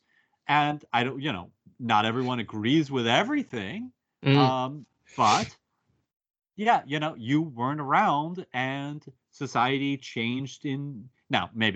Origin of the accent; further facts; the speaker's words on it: United States; as an American